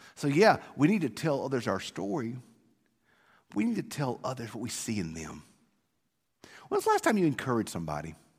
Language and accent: English; South Mississippi, United States; Growing up in South Mississippi